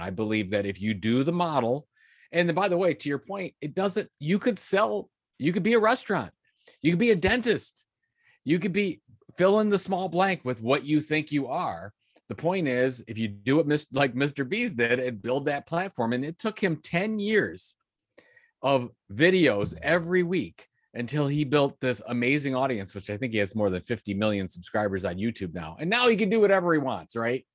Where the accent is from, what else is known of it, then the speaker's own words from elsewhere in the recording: Sandusky, Ohio, United States; I grew up in Sandusky, Ohio, is, which is between Toledo and Cleveland, Ohio